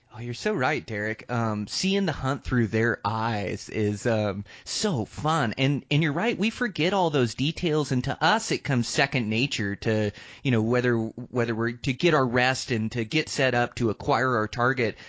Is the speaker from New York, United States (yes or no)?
no; Western Washington, United States; moved away; also born or lived in Seattle; I grew up in Western Washington